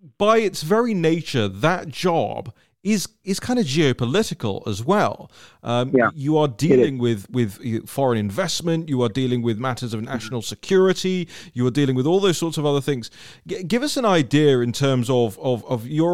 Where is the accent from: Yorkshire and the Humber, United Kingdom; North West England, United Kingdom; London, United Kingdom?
London, United Kingdom; I'm a Londoner, as many people know, and I grew up in a, you know, in a city that has that same, you know, that same dynamic